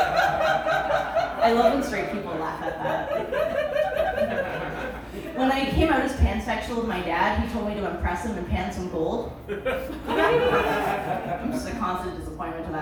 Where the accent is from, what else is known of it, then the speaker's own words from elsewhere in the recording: Welland, Ontario, Canada; moved away; I am from Welland